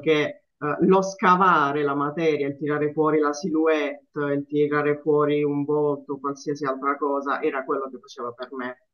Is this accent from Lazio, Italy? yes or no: no; Apulia, Italy; sono pugliese